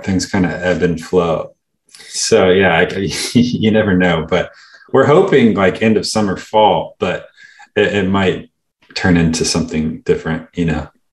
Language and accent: English; California, United States; we are kind of like California guys